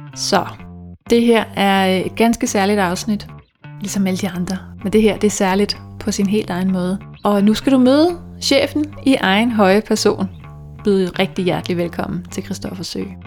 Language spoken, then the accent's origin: Danish; Dragør, Capital Region of Denmark, Denmark; moved away as an adult; now in Hellerup, Denmark; Jeg kommer fra Dragør, som er den her lille by på Amager, hvor alle kender alle, mere eller mindre.